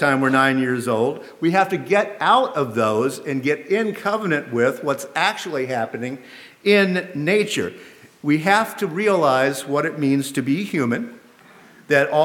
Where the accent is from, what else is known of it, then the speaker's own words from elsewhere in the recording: the American South, United States; as a Southerner